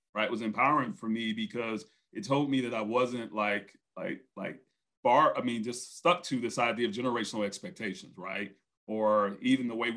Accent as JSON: {"language": "English", "town": "Brunswick", "region": "Georgia", "country": "United States", "tie": "born or raised there", "said": "he was from my hometown. That's where I grew up"}